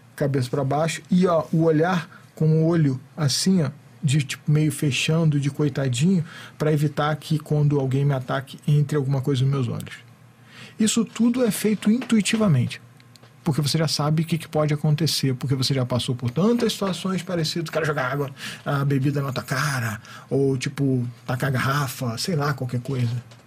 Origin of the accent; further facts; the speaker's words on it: Rio de Janeiro, Brazil; eu também sou do Rio